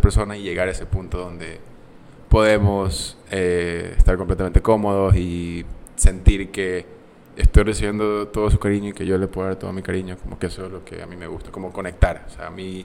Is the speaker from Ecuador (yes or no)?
yes; Ecuador; moved away as an adult; also born or lived in United States; poder representar a mi, país